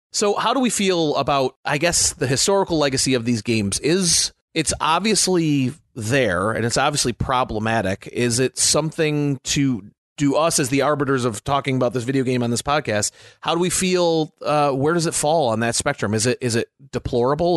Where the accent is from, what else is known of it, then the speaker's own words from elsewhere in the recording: United States; As an American living during that time